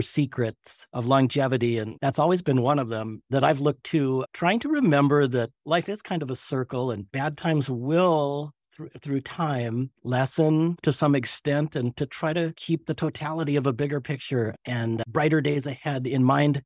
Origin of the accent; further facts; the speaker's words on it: Colorado, United States; moved away as an adult; now in Duluth, United States; growing up in Colorado